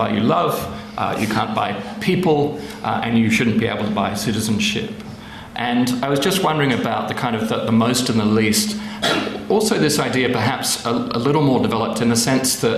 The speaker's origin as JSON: {"language": "English", "country": "Australia", "said": "I'm Australian and fake British"}